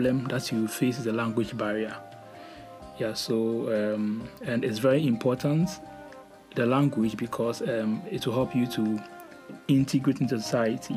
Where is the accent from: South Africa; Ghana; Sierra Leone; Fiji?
Ghana; moved away as an adult; now in Berlin, Germany; I'm a Ghanaian